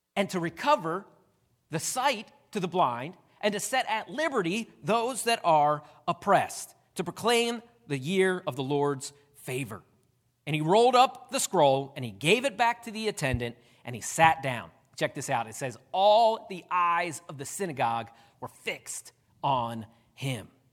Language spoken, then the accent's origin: English; Downingtown, Pennsylvania, United States; moved away as an adult; now in West Virginia, United States; I'm glad I pastor in West Virginia and not Downingtown, Pennsylvania, because a lot of people there knew me